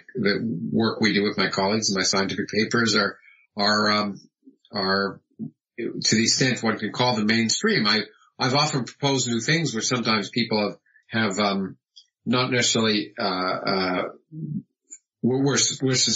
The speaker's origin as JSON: {"language": "English", "town": "Toronto", "region": "Ontario", "country": "Canada", "tie": "born or raised there", "moved": "as an adult", "lives_now": "United States", "said": "I was born in the United States, but I grew up in Toronto, in Canada, and had my formative education there right through being an undergraduate."}